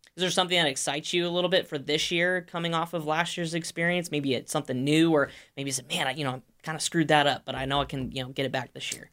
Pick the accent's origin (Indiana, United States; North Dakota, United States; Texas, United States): Indiana, United States; Indianapolis; my hometown of Indianapolis, Indiana